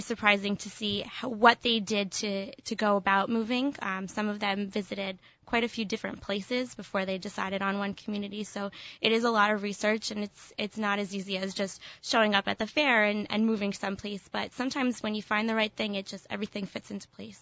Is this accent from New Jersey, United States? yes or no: yes; Cherry Hill, New Jersey, United States; moved away; I am from Cherry Hill